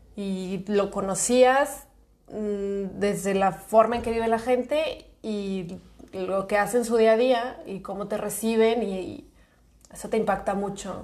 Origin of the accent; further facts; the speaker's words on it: Guadalajara, Jalisco, Mexico; moved away as an adult; now in Lleida, Spain; tengo 27 años, soy de Guadalajara